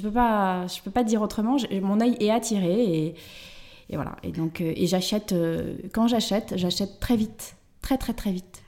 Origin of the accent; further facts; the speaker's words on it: Angoulême, Nouvelle-Aquitaine, France; moved away as an adult; also born or lived in Limoges; now in Paris, France; je suis originaire d'Angoulême